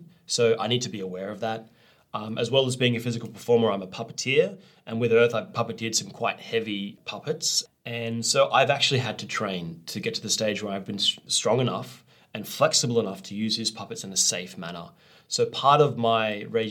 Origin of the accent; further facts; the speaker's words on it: Australia; I'm from Australia